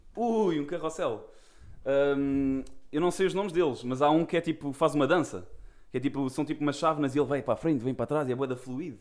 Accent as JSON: {"language": "Portuguese", "town": "Seixal", "region": "Setúbal", "country": "Portugal", "said": "nós somos aqui de Setúbal, somos de Seixal."}